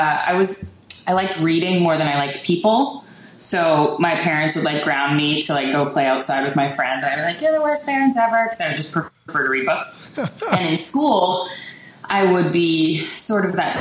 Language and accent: English; Richmond Hill, Ontario, Canada; I grew up on a farm, like an hour north of Toronto